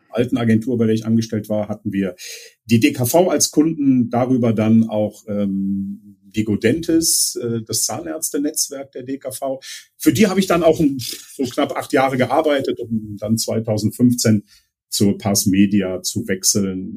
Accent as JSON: {"language": "German", "town": "Leverkusen", "region": "North Rhine-Westphalia", "country": "Germany", "tie": "born or raised there", "said": "meine Heimat in Leverkusen"}